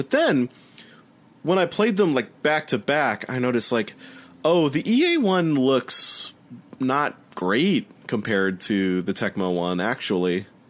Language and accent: English; St. Louis, Missouri, United States; I grew up in St. Louis